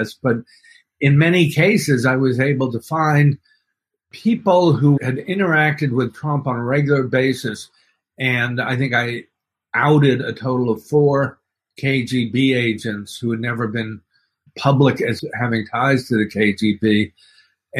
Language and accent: English; Dallas, Texas, United States; now in New York, United States; I grew up in Dallas, but I've lived in New York for the last 40 years. And originally, I was born here in New York